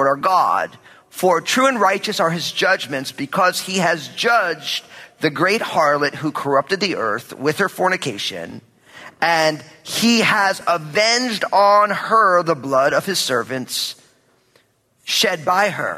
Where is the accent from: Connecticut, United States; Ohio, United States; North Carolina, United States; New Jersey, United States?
New Jersey, United States; I'm from New Jersey